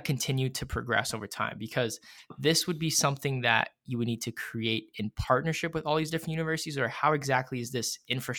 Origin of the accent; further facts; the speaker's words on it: Maple Ridge, British Columbia, Canada; now in Ontario, Canada; I'm actually from BC originally. So I grew up in Maple Ridge, British Columbia. That's where I went to high school. So even just moving from, you know, BC to Ontario, there was a huge, huge kind of, you know, culture shock